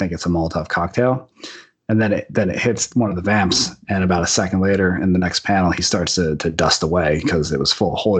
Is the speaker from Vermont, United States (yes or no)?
no; Union Beach, New Jersey, United States; where I grew up in Union Beach, New Jersey